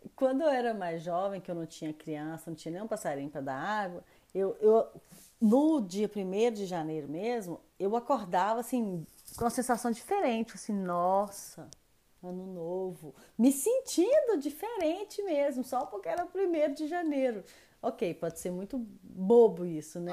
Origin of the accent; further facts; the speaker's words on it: Belo Horizonte, Minas Gerais, Brazil; moved away as an adult; now in France; Eu sou de Belo Horizonte, eu sou mineira.